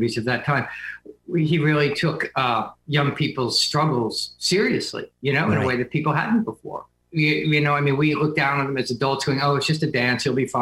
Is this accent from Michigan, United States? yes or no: no; New Jersey, United States; also born or lived in New York; now in Manhattan, United States; I grew up in Jersey, and I've lived in New York